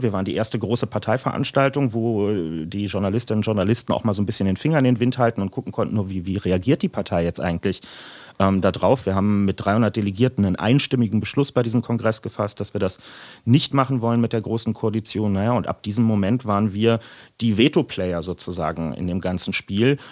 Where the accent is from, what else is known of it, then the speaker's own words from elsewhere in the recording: Berlin, Germany; es ging über Mariendorf und Langwitz und dann mit 13 ungefähr nach Lichtenrade